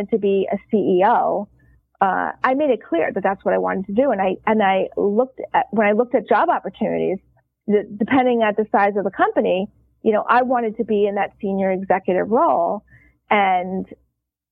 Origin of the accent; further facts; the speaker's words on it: New York, United States; I am a New Yorker